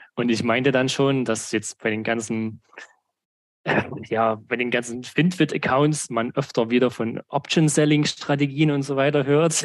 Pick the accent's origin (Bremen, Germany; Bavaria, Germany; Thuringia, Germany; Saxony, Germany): Saxony, Germany; ich komme aus Sachsen, habe in Sachsen äh, studiert und arbeite auch immer noch in Sachsen. Also ich habe eigentlich meine Heimat nie verlassen